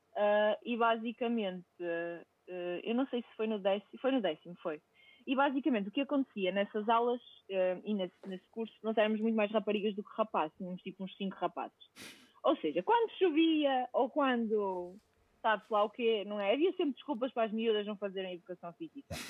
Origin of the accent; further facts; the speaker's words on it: Vila Nova de Gaia, Norte, Portugal; moved away; sou natural de Gaia